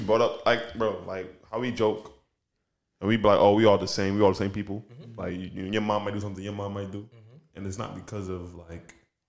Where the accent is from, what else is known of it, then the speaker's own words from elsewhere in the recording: New York City, New York, United States; I'm from Brooklyn.